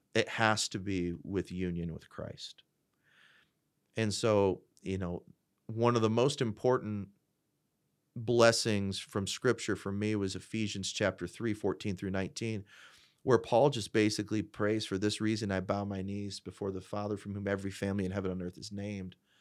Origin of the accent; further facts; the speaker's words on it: Fort Wayne, Indiana, United States; I, I, predominantly grew up in Fort Wayne, uh, in the Fort Wayne area.